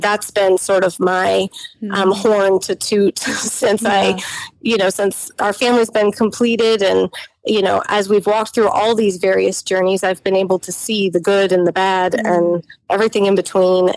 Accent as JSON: {"language": "English", "country": "United States", "tie": "born or raised there", "said": "growing up in the United States mm-hmm. as lower middle class"}